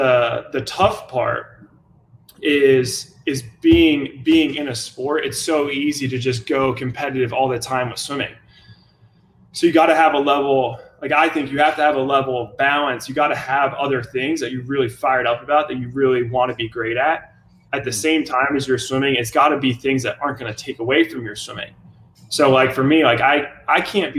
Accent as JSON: {"language": "English", "town": "Jacksonville", "region": "Florida", "country": "United States", "tie": "born or raised there", "also_born_or_lived": "Chicago", "said": "I was born in Chicago, grew up in Jacksonville"}